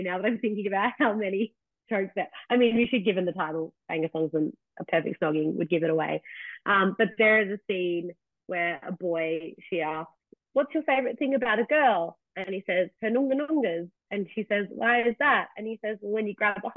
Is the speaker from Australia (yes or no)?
yes; Australia; I'm the Aussie in England